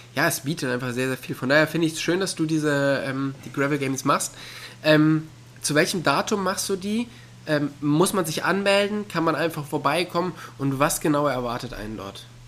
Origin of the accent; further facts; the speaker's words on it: near the Ruhr area, North Rhine-Westphalia, Germany; ich bin ja auch in der Nähe des Ruhrgebiets aufgewachsen